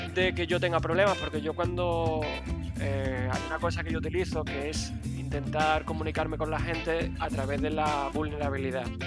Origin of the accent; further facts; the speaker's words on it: Málaga, Andalusia, Spain; accent: Spanish; soy de Málaga, de, España, en este caso de la parte de Andalucía